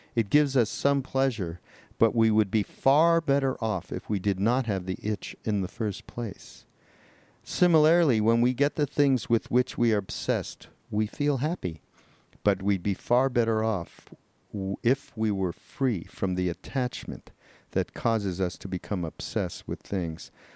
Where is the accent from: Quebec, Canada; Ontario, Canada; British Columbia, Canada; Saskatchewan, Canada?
Quebec, Canada; Montreal; I'm from Montreal